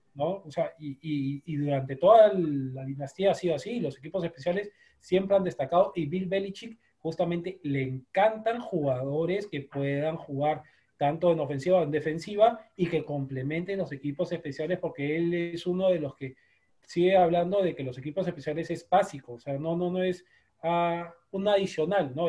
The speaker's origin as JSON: {"language": "Spanish", "country": "Peru", "said": "nosotros como sudamericanos, peruanos"}